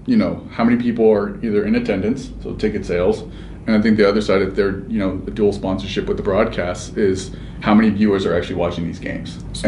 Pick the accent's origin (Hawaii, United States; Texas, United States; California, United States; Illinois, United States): California, United States; Anaheim; born or raised there